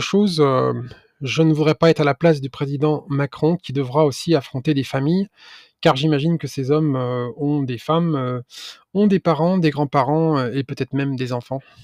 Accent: France; en tant que Français

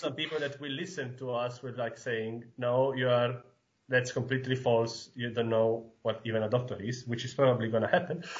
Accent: Sicily, Italy; English is a second language; moved away as an adult; also born or lived in northern Italy; now in Halle, Germany; was raised and born in Sicily in a really tiny village on the northeast coast of Sicily and I stayed there until the high school because then I decided to move to the north of Italy.

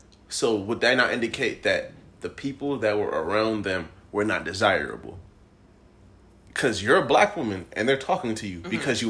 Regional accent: California, United States; we grew up in California where the black population isn't that high to start, right? And then we went to a, even like a, some, I guess not rural, but like a suburb, right? So within there, the population of black people was even lower.

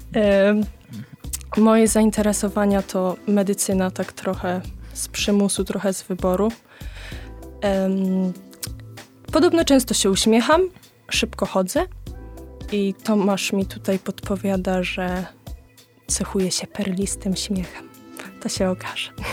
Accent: Rożdżały, Poland; z Rożdżał, córka Krzysztofa.

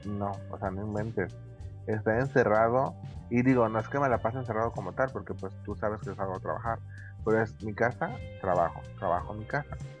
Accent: Tepic, Nayarit, Mexico; yo estoy aquí en mi ciudad natal, mi querido Tepic.

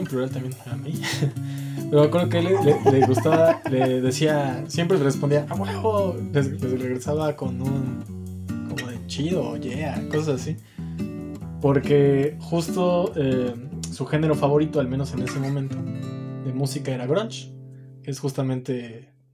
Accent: Mexico; soy mexicano

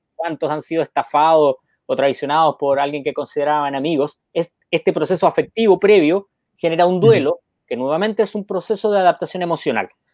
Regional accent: Chile; also born or lived in Argentina; now in Peru; el sur de mi tierra, Osorno

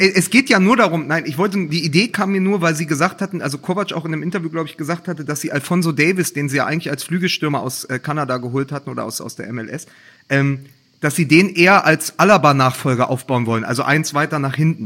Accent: Berlin, Germany; als Berliner

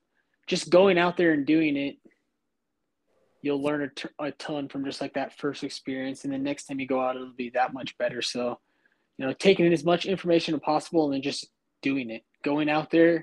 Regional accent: Iowa, United States; moved away; I grew up in Iowa, and I started hunting when I was 12 years old.

